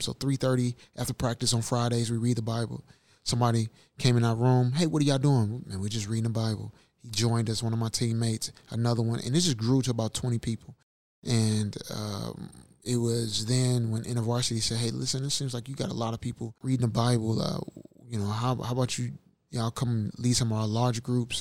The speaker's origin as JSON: {"language": "English", "town": "St. Louis", "region": "Missouri", "country": "United States", "said": "from St. Louis, Missouri"}